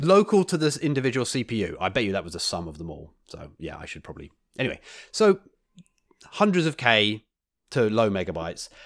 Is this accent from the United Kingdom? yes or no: yes; United Kingdom; moved away; my my home country